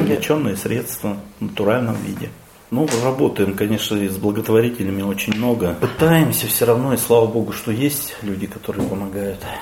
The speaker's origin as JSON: {"language": "Russian", "town": "Zlatoust", "region": "Chelyabinsk Oblast", "country": "Russia", "tie": "born or raised there", "said": "Родился я в Златоусте в 1967 году"}